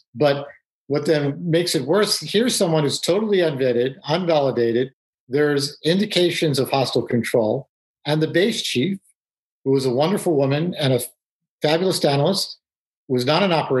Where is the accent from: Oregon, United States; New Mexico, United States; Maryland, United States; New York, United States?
New York, United States; New York City; So I grew up in New York City, and I'm Jewish, but, rather secular